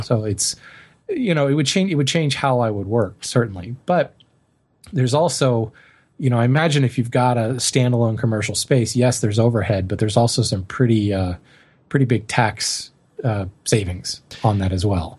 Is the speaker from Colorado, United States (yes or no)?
yes; Colorado, United States; moved away; growing up in Colorado, I know very well what it's like to live in a very dry climate